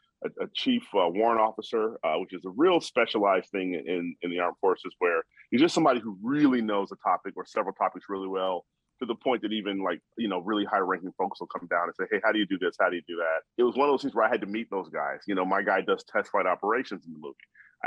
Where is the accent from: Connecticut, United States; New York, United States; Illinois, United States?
Illinois, United States; Chicago; I'm from Chicago.